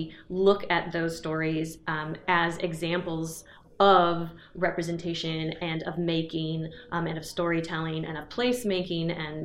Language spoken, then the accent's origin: English; Oklahoma, United States; now in Michigan, United States; In the case of me, I'm from the Choctaw Nation of Oklahoma, so I'm from Oklahoma, and I am therefore a guest here.